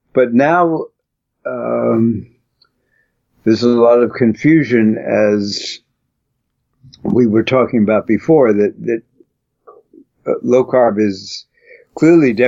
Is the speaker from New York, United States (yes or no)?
yes; New York City, New York, United States; I come from Brooklyn